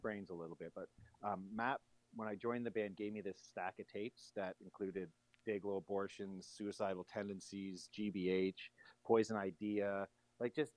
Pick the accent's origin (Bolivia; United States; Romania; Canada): Canada; Bobcaygeon, Ontario; moved away as an adult; now in Toronto, Canada; my parents decided to move up to Northern Ontario to a smaller community called Bob Cajun.